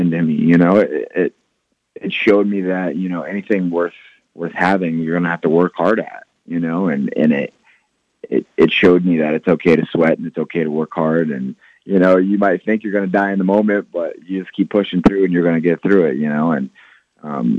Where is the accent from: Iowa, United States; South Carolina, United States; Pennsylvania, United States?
Iowa, United States; Jefferson; my hometown